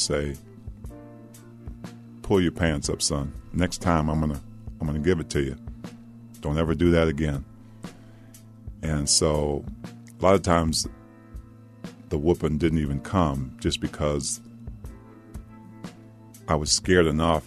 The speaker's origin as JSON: {"language": "English", "region": "Maryland", "country": "United States", "tie": "born or raised there", "also_born_or_lived": "Washington, D.C.", "said": "where I grew up in Maryland"}